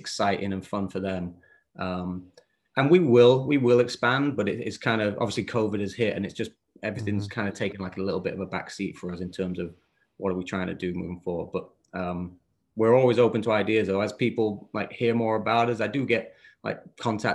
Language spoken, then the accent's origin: English; Bedale, Yorkshire and the Humber, United Kingdom; moved away as an adult; also born or lived in Richmond, North Yorkshire; now in United States; I was growing up in North Yorkshire, a little town called Beedale